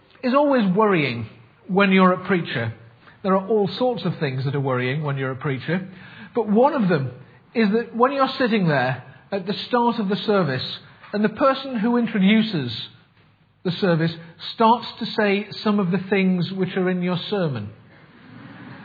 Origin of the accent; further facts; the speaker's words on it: Sunderland, North East England, United Kingdom; I come from Sunderland, which definitely rules me out of the native English speaking class.